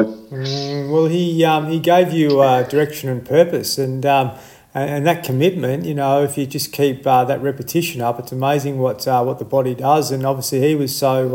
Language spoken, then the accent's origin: English; country Victoria, Australia; someone else from uh, from country Victoria